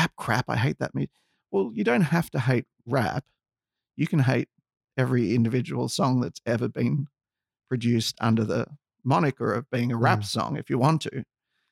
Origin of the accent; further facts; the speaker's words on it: Australia; Growing up in Australia, I was a little bit lucky because I was exposed to a lot of cultures